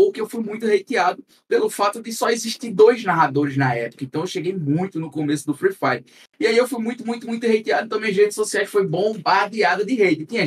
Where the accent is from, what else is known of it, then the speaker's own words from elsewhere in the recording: Northeast Region, Brazil; accent: nordestino; como eu sou nordestino, e a gente sabe que o sotaque nordestino já é um pouco é arrastado.